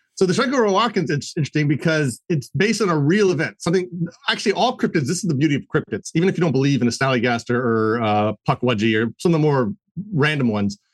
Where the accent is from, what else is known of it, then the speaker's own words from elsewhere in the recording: Maryland, United States; I'm from Maryland